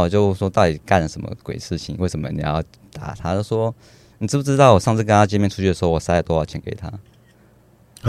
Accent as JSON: {"language": "Chinese", "region": "southern Taiwan", "country": "Taiwan", "moved": "yes", "lives_now": "Taipei, Taiwan", "said": "我为什么会来台北生活，因为我是南部人"}